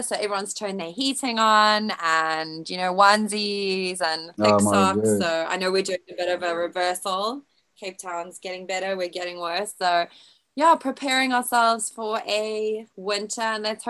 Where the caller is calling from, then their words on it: Tunbridge, South East England, United Kingdom; So I am in Kent in the UK, which is in the south. I stay in Tunbridge. So that's about a 45-minute train journey from central London.